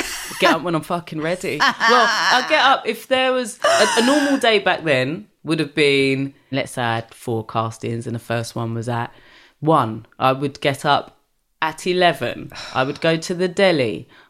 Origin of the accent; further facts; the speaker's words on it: Brixton, London, United Kingdom; But I think I was lucky that I grew up in Brixton, where at the time predominantly black area.